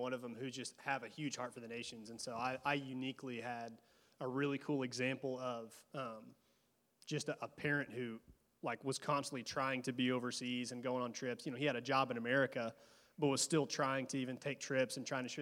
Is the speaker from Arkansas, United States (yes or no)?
yes; Arkansas, United States; accent: drawl; I don't know if you can tell my drawl. I'm from Arkansas